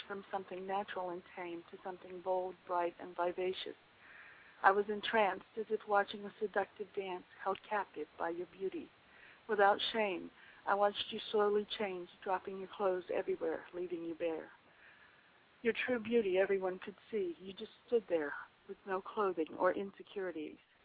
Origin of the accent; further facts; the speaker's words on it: Waycross, Georgia, United States; also born or lived in Chambersburg, Pennsylvania; I'm originally from Waycross, Georgia